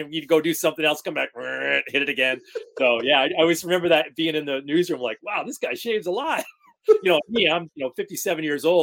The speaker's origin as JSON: {"language": "English", "town": "Rotterdam", "region": "New York", "country": "United States", "tie": "born or raised there", "also_born_or_lived": "Rochester, New York", "said": "Rotterdam, New York is the hometown"}